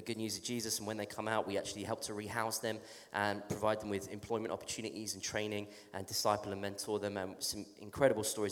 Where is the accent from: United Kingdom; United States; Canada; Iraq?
United Kingdom; England; accent: English; I'm from England, I have a strange accent.